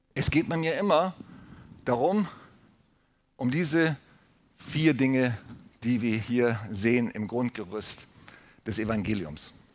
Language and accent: German; Germany; wir als Deutsche